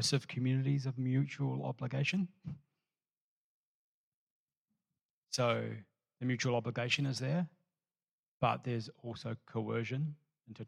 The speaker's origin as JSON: {"language": "English", "country": "New Zealand", "moved": "as an adult", "said": "I'm a Kiwi who moved here"}